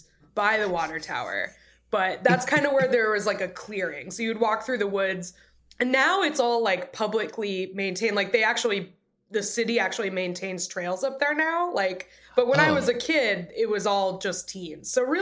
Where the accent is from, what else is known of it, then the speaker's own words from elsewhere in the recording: New Hampshire, United States; moved away as an adult; also born or lived in Iowa; I grew up in New Hampshire. It's very wooded. It's very like, there's lots of little forests and stuff.